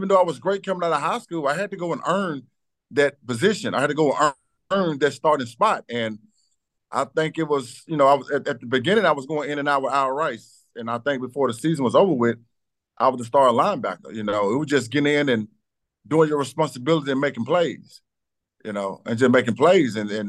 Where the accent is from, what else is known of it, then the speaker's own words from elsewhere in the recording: Batesville, Mississippi, United States; I came from South Panola High School